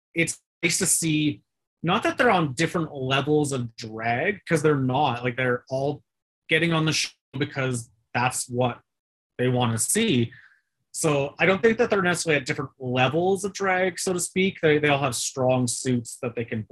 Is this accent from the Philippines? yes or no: no; Canada; because we're Canadian, so .ca.